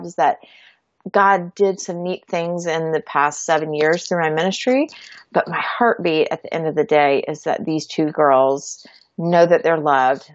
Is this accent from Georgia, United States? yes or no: yes; Georgia, United States; moved away as an adult; also born or lived in Florida; now in Texas, United States; We grew up in Georgia.